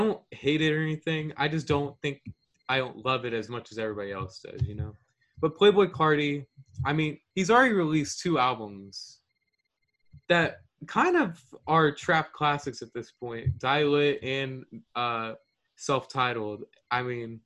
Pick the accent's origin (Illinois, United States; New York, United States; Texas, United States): Texas, United States; Houston; I'm from Houston